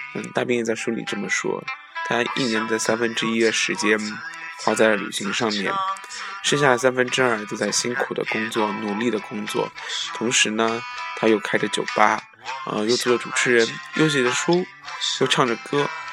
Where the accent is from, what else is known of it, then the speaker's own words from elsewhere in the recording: southern China, China; 作为南方人